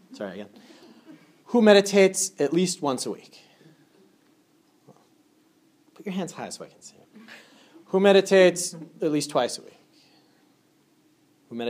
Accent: Andover, Massachusetts, United States; I'm originally from Andover, Massachusetts.

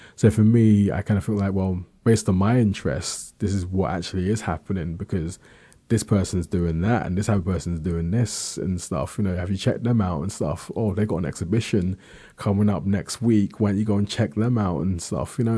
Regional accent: London, United Kingdom; I was born in London, South East London

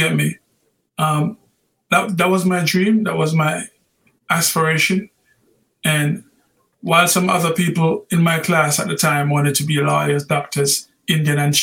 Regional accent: Kingston, Jamaica; I was born in a place called Tiger Valley, which is next door to Yeso Lassie High School, okay. Kingston 11

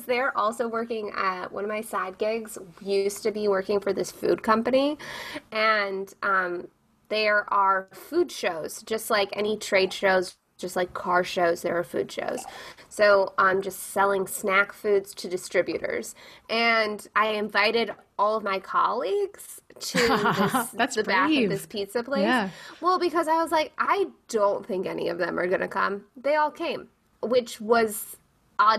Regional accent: Chicago, Illinois, United States; now in Los Angeles, United States; I'm from Chicago

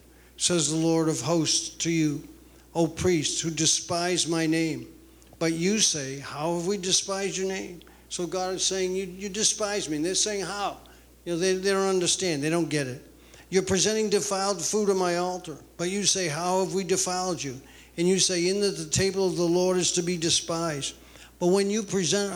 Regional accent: New England, United States; moved away as an adult; now in Rome, United States; I grew up Roman Catholic in New England

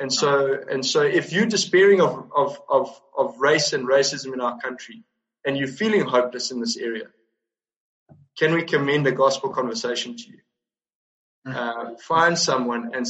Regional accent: South Africa; as a South African

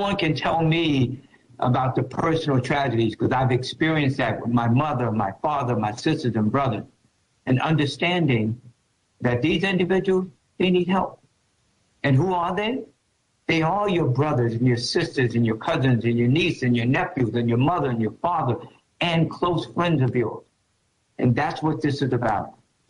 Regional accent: New York City, New York, United States; I grew up in New York City.

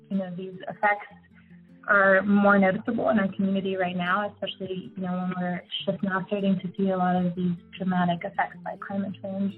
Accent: Richmond, Virginia, United States; moved away as an adult; also born or lived in Montpelier, Virginia; now in Golden, United States; I grew up in Richmond, Virginia, and actually spent my adolescent years about 40 minutes west of that in Montpelier, Virginia

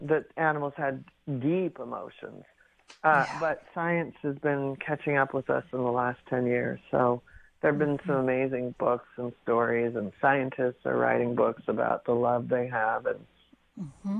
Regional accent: Pacific Northwest, United States; I grew up in the Pacific Northwest

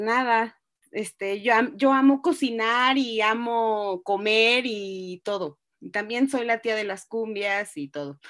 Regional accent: Ciudad del Carmen, Campeche, Mexico; also born or lived in Reynosa, Tamaulipas; now in Mexico City, Mexico; nací en Reynosa, Tamaulipas, crecí en Ciudad del Carmen, Campeche y ahora vivo en la Ciudad de México.

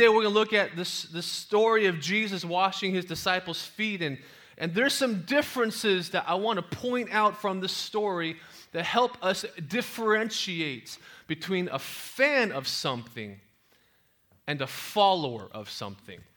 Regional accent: San Jose, California, United States; also born or lived in Oklahoma; I was raised in East San Jose, here in the Bay Area

